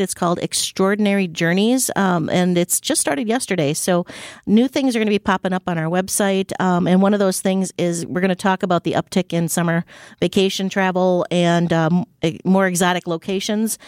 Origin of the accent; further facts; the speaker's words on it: Wisconsin, United States; We're from Wisconsin.